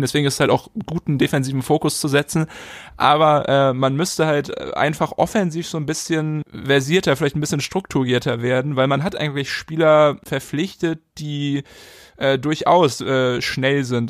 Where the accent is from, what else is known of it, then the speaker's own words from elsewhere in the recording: Hamburg, Germany; Als Hamburger